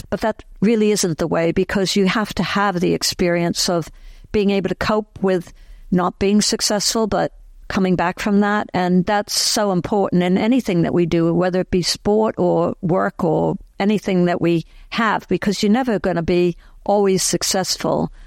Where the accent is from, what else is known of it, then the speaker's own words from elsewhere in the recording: Boston, Massachusetts, United States; moved away as an adult; also born or lived in London, United Kingdom; now in Cambridge, United Kingdom; I grew up in Boston area